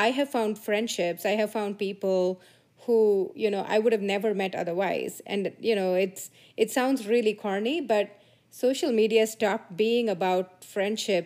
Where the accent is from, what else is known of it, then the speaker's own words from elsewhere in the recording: India; moved away; I grew up in India in a small town, very sleepy little town